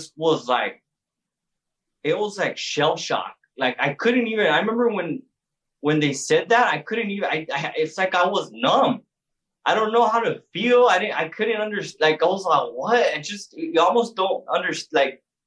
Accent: El Paso, Texas, United States; also born or lived in San Antonio / Houston; I'm originally from El Paso, Texas.

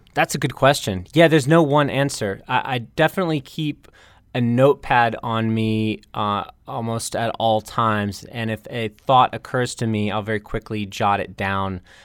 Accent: North Carolina, United States; moved away as an adult; now in Bangkok, Thailand; my home state of North Carolina

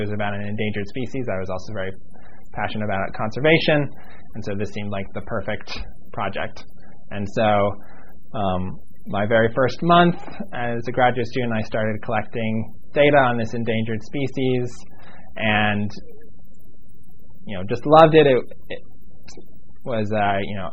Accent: Pittsburgh, Pennsylvania, United States; now in Miami, United States; I was born in Pittsburgh, Pennsylvania

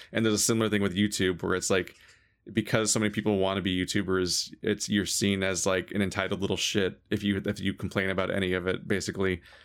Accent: United States; as an American

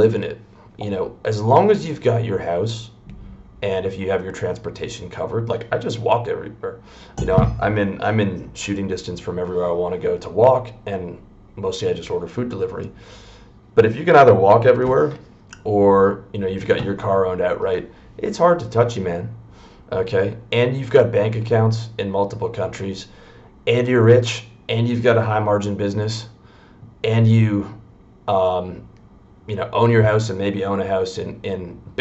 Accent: Canada; moved away as an adult; also born or lived in Toronto; I'm from Canada

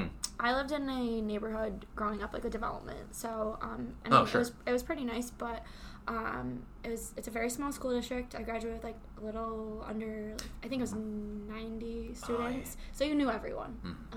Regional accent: Sauquoit, near Utica, New York, United States; now in Utica, United States; I went to Sequoia. I graduated from Sequoia, and I was born in Sequoia.

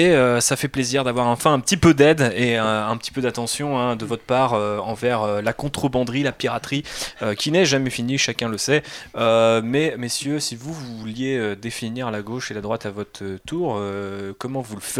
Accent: France; Parce là, on va parler aussi de notre vision en tant que Français

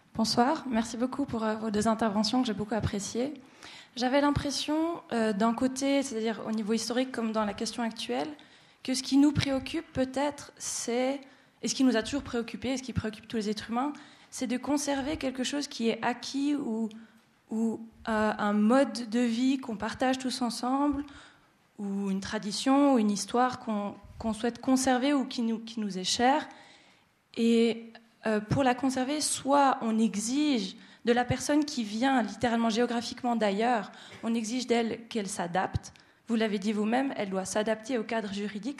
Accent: Neuchâtel, Switzerland; also born or lived in Morocco; pour moi en tant que neuchâteloise

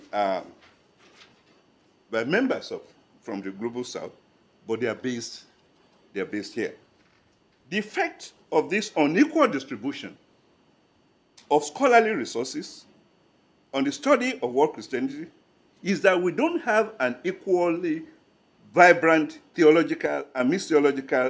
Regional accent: Nigeria; But I'm a Nigerian

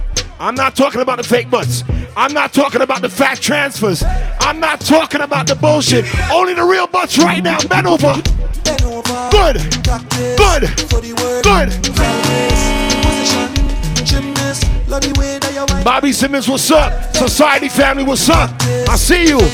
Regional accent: Portmore, Saint Catherine, Jamaica; now in Washington, D.C., United States; I'm from Portmore

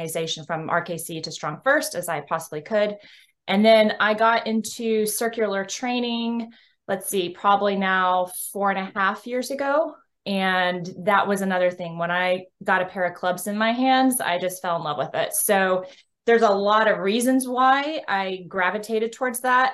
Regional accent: Texas, United States; I hail from the Lone Star State of Texas.

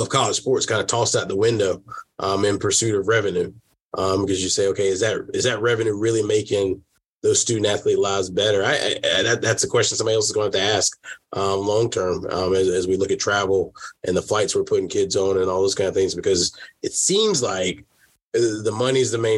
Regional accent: South Carolina, United States; moved away as an adult; also born or lived in Washington State; now in Toledo, United States; growing up in South Carolina

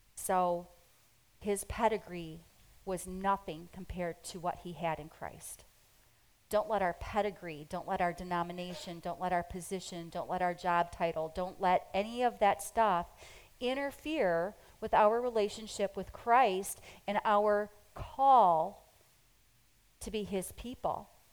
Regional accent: United States; we're so American. I mean, we are really um, American

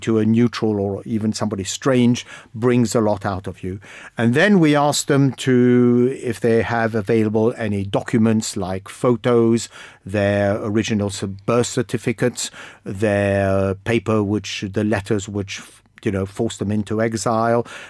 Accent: Egypt; now in United Kingdom; I come from Egypt

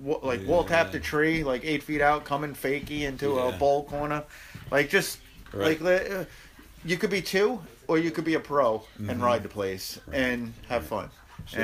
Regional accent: Long Island, New York, United States; born or raised there

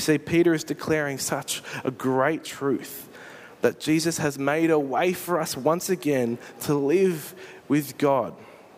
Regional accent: Australia; I'm pretty sure I'm Australian

